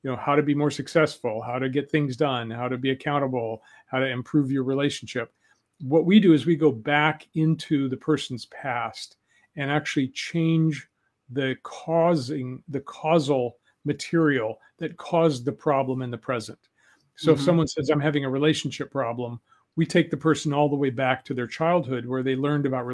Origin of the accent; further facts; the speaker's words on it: Denver, Colorado, United States; I was a kid from Denver. I was an urban kid.